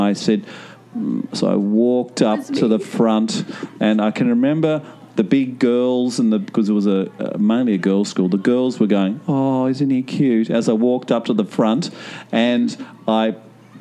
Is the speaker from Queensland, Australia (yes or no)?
no; Hobart, Tasmania, Australia; I was at a school in Tasmania, because I'm from Hobart. I'm a Hobartian.